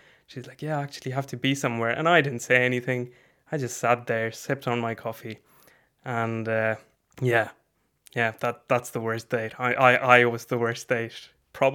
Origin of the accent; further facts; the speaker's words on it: India; born there; I am brown. I was born in India, but I've moved around quite a bit.